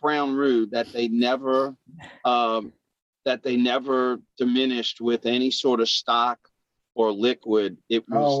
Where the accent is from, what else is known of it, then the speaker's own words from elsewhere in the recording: Louisiana, United States; I'm from Louisiana